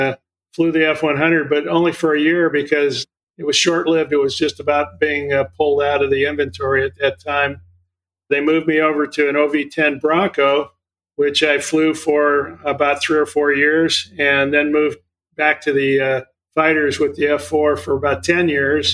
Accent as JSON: {"language": "English", "town": "Malibu", "region": "California", "country": "United States", "tie": "born or raised there", "also_born_or_lived": "Santa Cruz, California / Oregon", "said": "I'm a California kid. I grew up mostly in Malibu and graduated from Santa Cruz High School."}